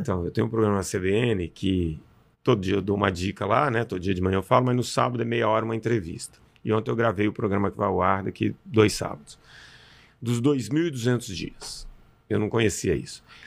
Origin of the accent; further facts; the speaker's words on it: Belo Horizonte, Minas Gerais, Brazil; eu sou mineiro árabe, nasci em Belo Horizonte